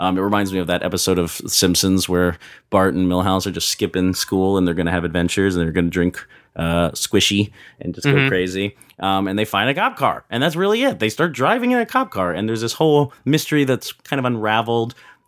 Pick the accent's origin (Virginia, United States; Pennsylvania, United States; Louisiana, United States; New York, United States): Pennsylvania, United States; Philadelphia; also born or lived in Abington; I was born in Pennsylvania, but not Philadelphia, where I'm kind of from. Different city, Abington, PA.